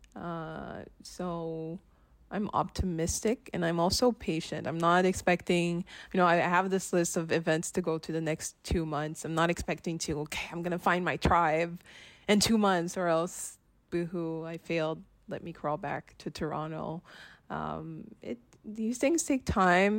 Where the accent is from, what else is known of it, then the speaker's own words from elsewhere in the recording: Haiti; moved away; also born or lived in Ottawa, Canada; I grew up in the Caribbean, in Haiti specifically